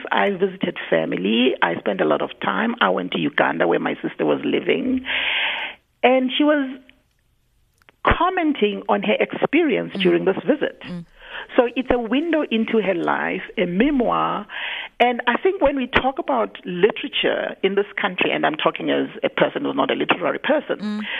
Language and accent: English; South Africa; first language Zulu; English is a second language; moved away as an adult; My mother tongue is is Zulu. Yes. I didn't have to speak English on a daily basis That's until it. I was 27 and I was out of the country.